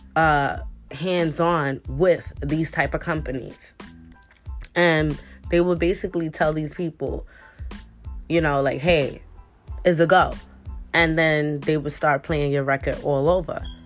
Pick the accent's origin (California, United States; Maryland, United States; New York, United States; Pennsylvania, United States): New York, United States; New York City; I grew up in the Bronx and I grew up in Harlem. So in the Bronx where I grew up, it was one of one of the roughest neighborhoods in the Bronx